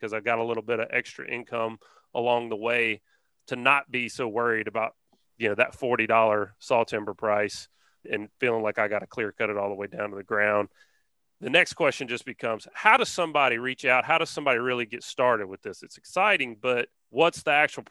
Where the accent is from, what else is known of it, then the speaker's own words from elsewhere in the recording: Alabama, United States; We're from Alabama